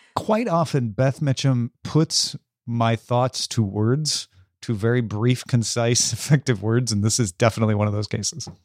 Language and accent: English; Illinois, United States; I grew up in Illinois